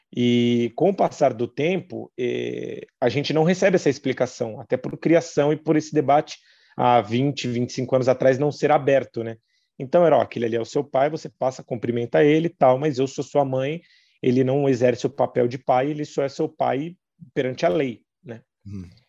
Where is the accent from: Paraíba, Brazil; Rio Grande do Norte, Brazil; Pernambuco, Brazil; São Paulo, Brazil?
São Paulo, Brazil; Taboão da Serra; Eu nasci e cresci em Taboão da Serra